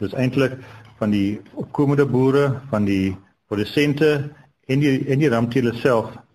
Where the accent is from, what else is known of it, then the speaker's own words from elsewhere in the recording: Eastern Cape, South Africa; Ek kom van Nanstuurdag in Klipplaasse area.